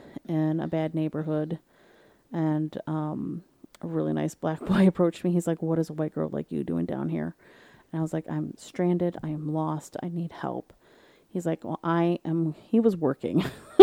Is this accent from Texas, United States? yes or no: no; Detroit, Michigan, United States; But I'm from Detroit. I can handle it, right?